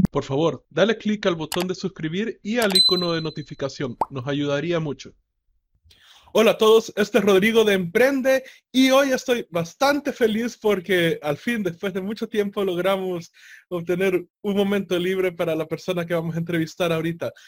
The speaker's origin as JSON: {"language": "Spanish", "country": "El Salvador"}